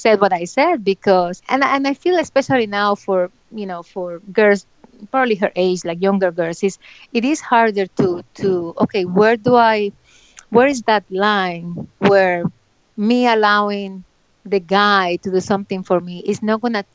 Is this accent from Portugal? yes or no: no; Bucaramanga, Santander, Colombia; moved away; I'm from Bucaramanga